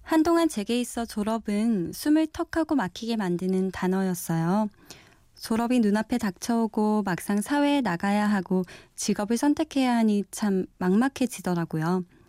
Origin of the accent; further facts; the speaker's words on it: Busan, South Korea; moved away; 저는 부산에서 올라왔고요